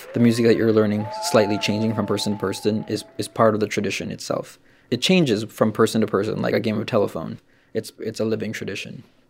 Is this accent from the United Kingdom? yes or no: no; Philippines; So some people don't particularly like to attribute that as Filipino music, but it's kind of become a staple in tradition because, you know, the arrival of the Spanish is part of our history.